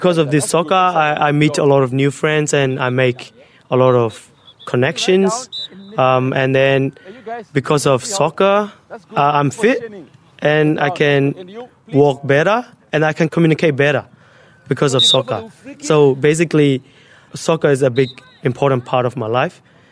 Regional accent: Myanmar; now in Australia; I'm originally from Burma. I've been living in Australia for 5 to 6 years.

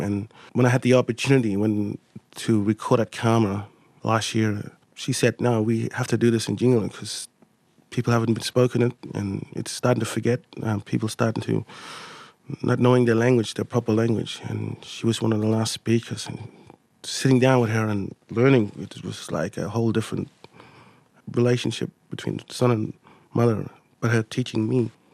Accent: Elliott, Northern Territory, Australia; first language Mudburra; English is a second language; I'm from Elliott

